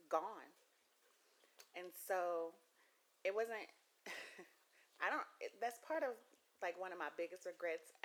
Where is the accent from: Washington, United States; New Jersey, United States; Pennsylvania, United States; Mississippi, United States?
Mississippi, United States; moved away as an adult; also born or lived in Louisiana / Arkansas; I'm from Mississippi